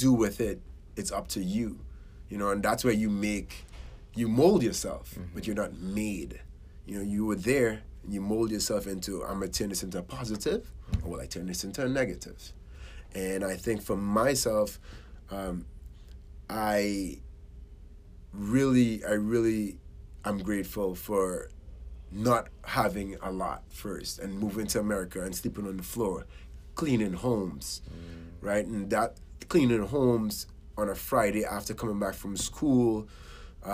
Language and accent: English; Trinidad & Tobago; now in United States; I was born in Trinidad and Tobago, Caribbean island. And I grew up in a middle to lower class household